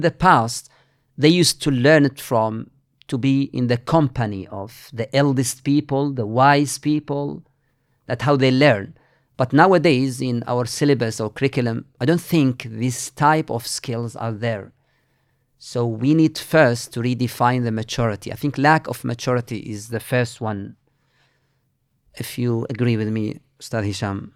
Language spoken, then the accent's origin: English; Mauritania; moved away as an adult; now in Manchester, United Kingdom; I'm from Mauritania